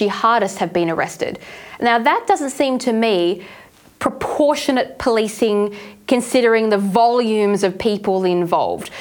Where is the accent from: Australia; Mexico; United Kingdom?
Australia; we come from Australia